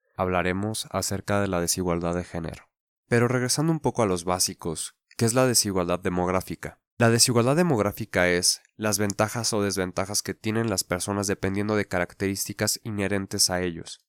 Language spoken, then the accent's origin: Spanish; Mexico; nuestra cultura como mexicanos